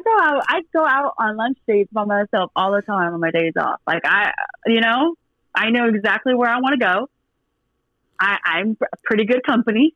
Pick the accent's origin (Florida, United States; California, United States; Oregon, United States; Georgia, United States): Oregon, United States; Portland; also born or lived in Washington; now in Dallas, United States; I'm from Portland, and I lived in Washington for I got 12, 13 years of my life. I was in Washington before I moved to Dallas, but I'm originally from Portland, Oregon